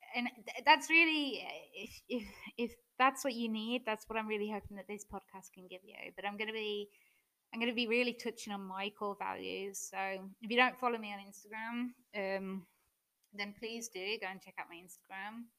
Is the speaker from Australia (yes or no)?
no; English person, England, United Kingdom; moved away as an adult; now in Germany; I'm British, in case you hadn't already noticed. Um, but I'm currently living in Germany